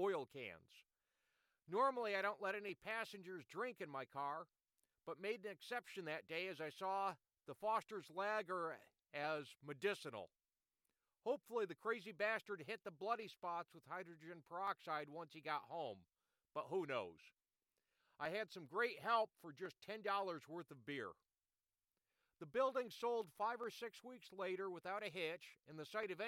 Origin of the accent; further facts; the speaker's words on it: Rochester, New York, United States; I was from Rochester